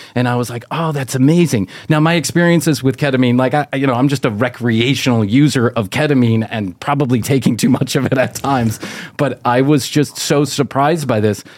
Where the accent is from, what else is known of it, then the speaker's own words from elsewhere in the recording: Chicago, Illinois, United States; I grew up in Chicago